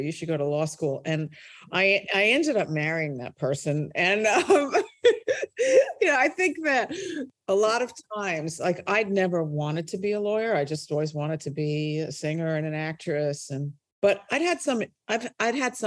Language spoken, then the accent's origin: English; New York City, New York, United States; moved away as an adult; also born or lived in United Kingdom; I started my life in Brooklyn, New York, and grew up there